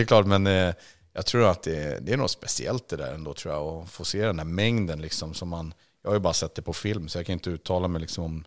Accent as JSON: {"language": "Swedish", "country": "Sweden", "said": "som svensk"}